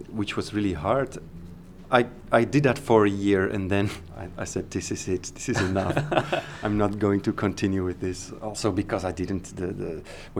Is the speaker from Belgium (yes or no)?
yes; Antwerp, Flanders, Belgium; I started from Antwerp, my hometown